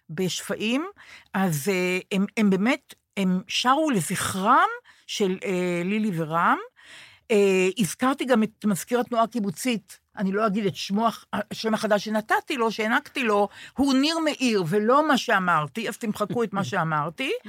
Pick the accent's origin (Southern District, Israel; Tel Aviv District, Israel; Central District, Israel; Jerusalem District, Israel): Central District, Israel; Rehovot; moved away; אני באה מבית עם תודעה סוציאליסטית נורא חזקה. אה, אבל העיר תל אביב. לא, ברחובות